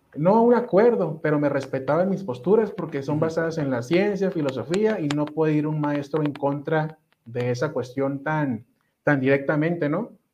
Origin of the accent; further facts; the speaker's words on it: Ensenada, Baja California, Mexico; Yo soy originario de Ensenada, Baja California